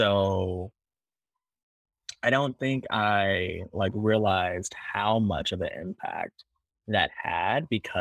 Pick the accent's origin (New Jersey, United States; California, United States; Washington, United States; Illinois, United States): Illinois, United States; Normal; born or raised there; also born or lived in Chicago, Illinois